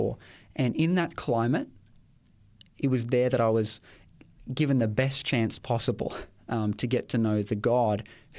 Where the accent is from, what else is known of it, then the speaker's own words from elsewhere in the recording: Ipswich, Queensland, Australia; It's my hometown. I know it's got a bit of a reputation, or had a bit of a reputation, but it's the place where I was born. It's the place where I grew up, and I've spent most of my life in that particular town.